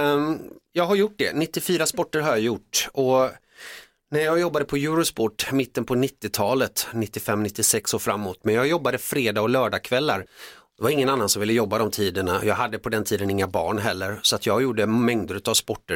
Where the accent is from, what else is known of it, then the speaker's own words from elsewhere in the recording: Finland; now in Sweden; jag är född i Finland